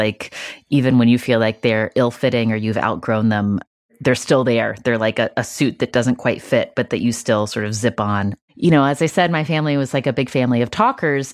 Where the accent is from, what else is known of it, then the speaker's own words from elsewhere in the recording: West Virginia, United States; I grew up in West Virginia